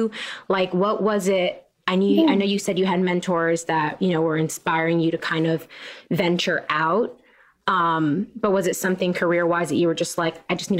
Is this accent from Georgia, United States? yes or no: no; New York City, New York, United States; As a New Yorker